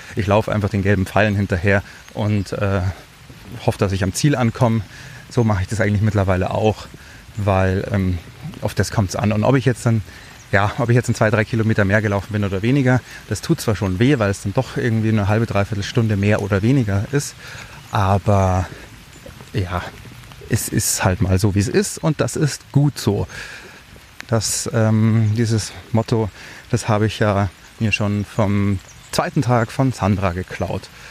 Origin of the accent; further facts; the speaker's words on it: Germany; bei uns in Deutschland